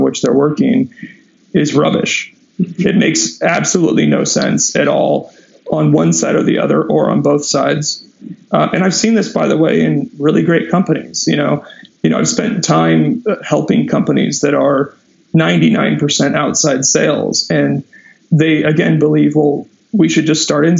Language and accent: English; Southern California, United States; I grew up in Southern California